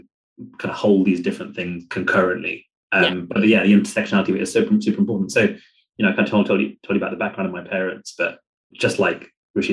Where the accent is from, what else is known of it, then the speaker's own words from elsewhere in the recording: London, United Kingdom; the Indian community who lived in the area of London that I grew up in Harrow